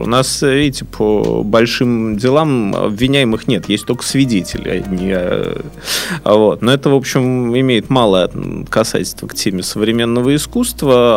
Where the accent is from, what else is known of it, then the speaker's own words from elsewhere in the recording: Saint Petersburg, Russia; Я здесь родился, я здесь вырос, я люблю Питер, я ленинградец, петербуржец